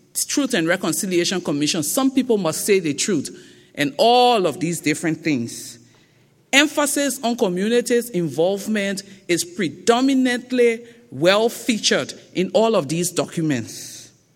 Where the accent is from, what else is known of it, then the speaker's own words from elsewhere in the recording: Liberia; accent: thick Liberian; now in Accra, Ghana; my thick Liberian accent